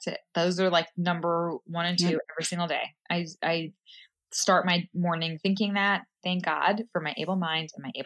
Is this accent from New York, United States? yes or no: yes; New York City, New York, United States; I grew up in Queens.